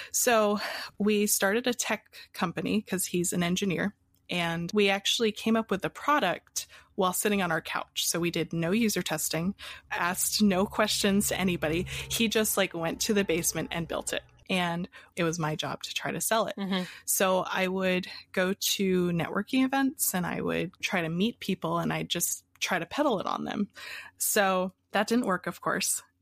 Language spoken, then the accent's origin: English; Pennsylvania, United States; also born or lived in Hawaii; Uh, so, I was born in Hawaii and uh, I moved around a lot as a kid. And finally, we ended up in Pennsylvania.